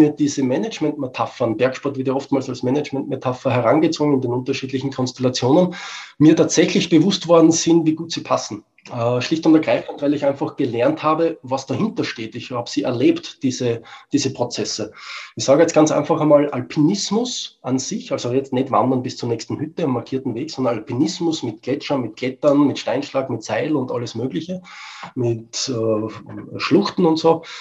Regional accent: Austria; Ja, als Österreicher sage ich, wir wurschteln auch herum.

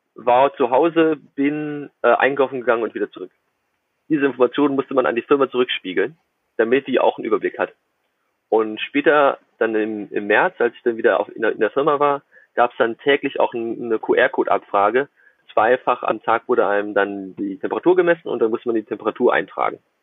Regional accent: Germany; moved away as an adult; now in Shenzhen, China; als Deutscher, der kein Chinesisch spricht

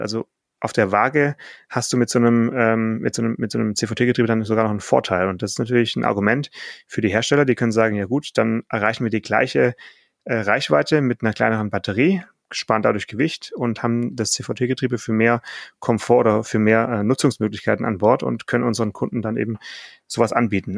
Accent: Swabia, Baden-Württemberg, Germany; ich bin ja geborener Schwabe

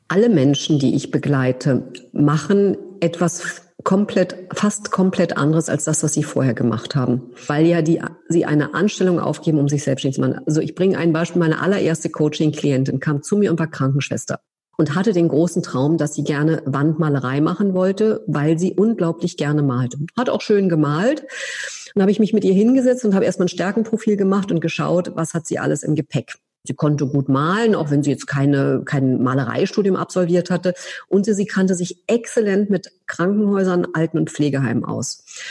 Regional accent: Berlin, Germany; moved away as an adult; also born or lived in France / United States; nicht als Deutsche oder als Berlinerin

